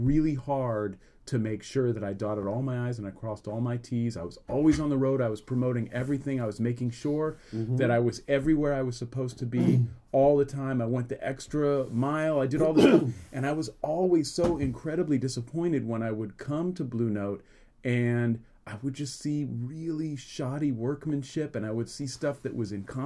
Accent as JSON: {"language": "English", "town": "Berkeley", "region": "California", "country": "United States", "said": "I come from Berkeley, California"}